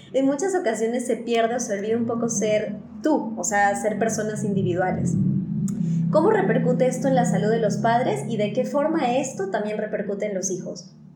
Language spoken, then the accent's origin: Spanish; Peru; now in Mexico; soy peruana